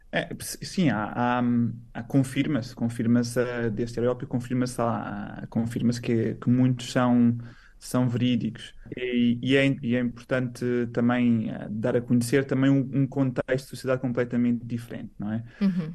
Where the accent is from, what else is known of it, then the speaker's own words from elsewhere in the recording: Portugal; moved away as an adult; also born or lived in Setúbal / Barcelona, Spain / Milan, Italy; now in China; Fora de Portugal ah, já estou desde 2009